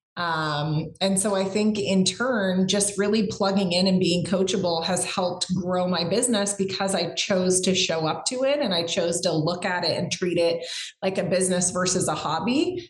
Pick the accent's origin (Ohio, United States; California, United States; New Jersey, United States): California, United States; growing up in California